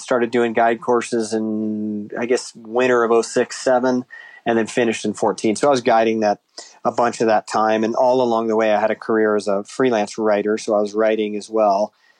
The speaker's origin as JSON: {"language": "English", "town": "Ann Arbor", "region": "Michigan", "country": "United States", "tie": "born or raised there", "said": "she quit working once my sister was born in Chicago. And then we moved to Ann Arbor, Michigan."}